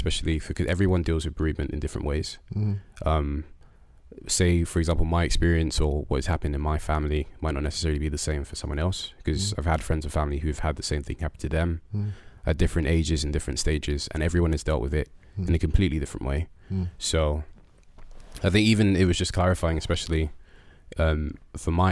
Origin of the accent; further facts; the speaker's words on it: London, United Kingdom; also born or lived in Nunhead; I was born and raised in Peckham